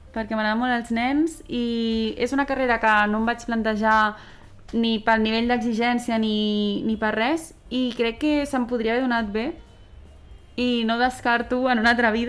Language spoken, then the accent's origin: Catalan; Sant Cugat, Catalonia, Spain; tinc 25 anys, sóc de Sant Cugat i he estudiat Medicina